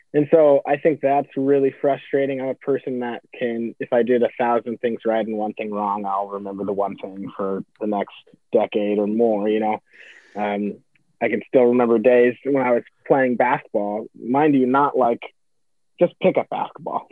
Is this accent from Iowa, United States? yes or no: yes; Iowa City, Iowa, United States; also born or lived in California; I grew up here in Iowa City, um, so a native. Um, originally, originally from California, but I've been here since I was like three